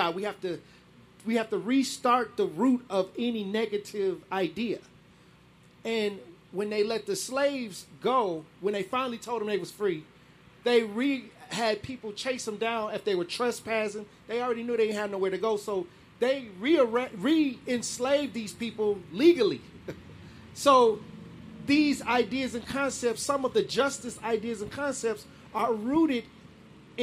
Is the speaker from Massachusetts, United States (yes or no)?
no; Milwaukee, Wisconsin, United States; I was born in Milwaukee on Fifth Street